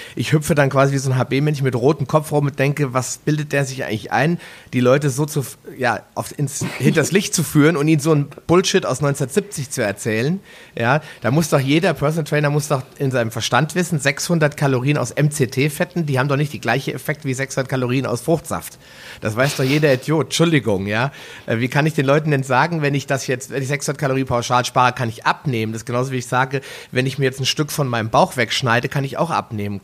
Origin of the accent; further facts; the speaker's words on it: Northern Germany, Germany; wie man bei uns in Norddeutschland so sagt